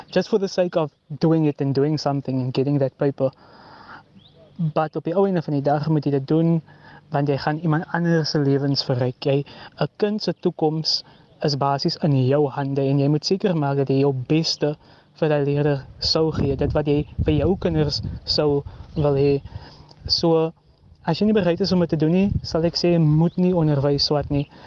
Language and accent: Afrikaans; George, Western Cape, South Africa; in George waar ek vandaan kom